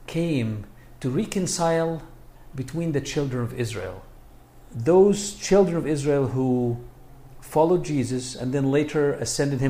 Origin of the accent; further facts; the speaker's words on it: Egypt; now in United States; I was born and raised in Egypt. My family immigrated to the U.S. and I continued my education.